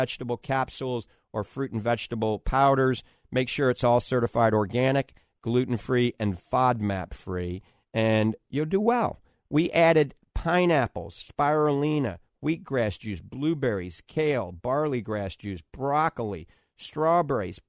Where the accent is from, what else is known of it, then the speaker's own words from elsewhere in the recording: New Orleans, Louisiana, United States; now in Tampa Bay, United States; I was born in New Orleans